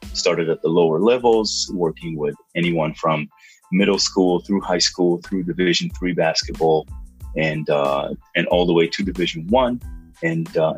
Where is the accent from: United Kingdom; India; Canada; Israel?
Israel; moved away as an adult; now in United States; I grew up in Israel